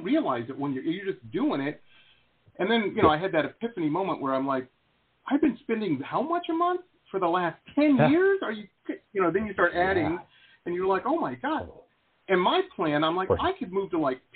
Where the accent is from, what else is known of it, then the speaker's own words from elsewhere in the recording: Detroit, Michigan, United States; also born or lived in San Diego, California; now in Florida, United States; I grew up in Detroit.